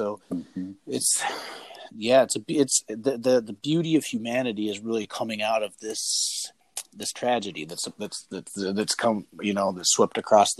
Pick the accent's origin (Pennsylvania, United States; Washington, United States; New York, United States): Washington, United States; And my hands are getting a little raw over here. I'm from Washington, so.